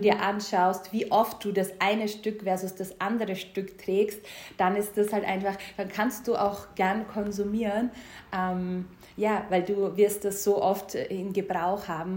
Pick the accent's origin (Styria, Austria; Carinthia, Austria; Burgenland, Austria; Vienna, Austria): Styria, Austria; ich komme ja ähm, aus der Steiermark. Beide, beide Elternteile haben einen Bauernhof zu Hause.